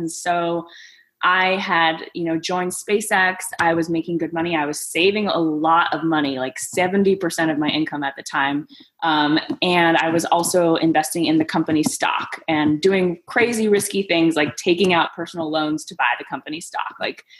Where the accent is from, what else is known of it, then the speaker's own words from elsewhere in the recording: Greece; born there; So I was born in Greece. It is like a full-on Mamma Mia story.